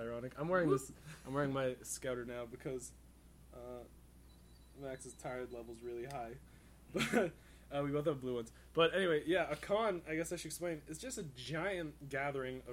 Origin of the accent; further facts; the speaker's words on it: Canada; I'm polite Canadian